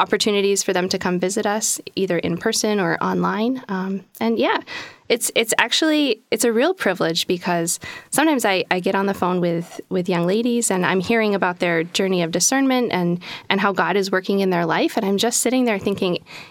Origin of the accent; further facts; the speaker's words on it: Buffalo, New York, United States; now in Alexandria, United States; I was born in Buffalo, New York, met the sisters when I was in high school